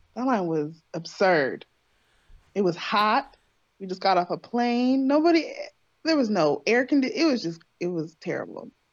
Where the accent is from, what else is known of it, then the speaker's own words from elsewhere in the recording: California, United States; moved away as an adult; I was born and raised in California